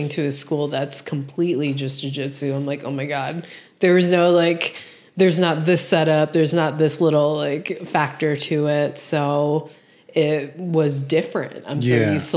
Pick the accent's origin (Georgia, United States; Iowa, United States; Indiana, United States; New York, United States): Iowa, United States; Des Moines; moved away; I was born and raised in the Midwest.